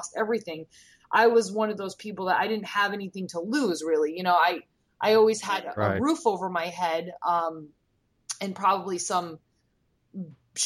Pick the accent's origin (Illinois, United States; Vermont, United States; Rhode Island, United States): Rhode Island, United States; moved away as an adult; also born or lived in Florida; I'm from Rhode Island